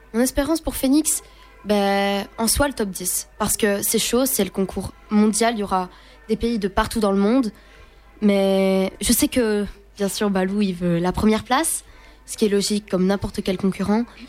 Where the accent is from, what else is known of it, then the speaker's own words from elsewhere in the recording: Fleurus, Wallonia, Belgium; je viens d'une petite région qui s'appelle Fleurus, c'est du côté de, c'est tout près de Charleroi